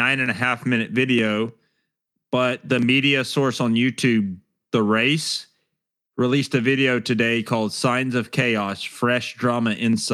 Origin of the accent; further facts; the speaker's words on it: Alabama, United States; I'm from Alabama.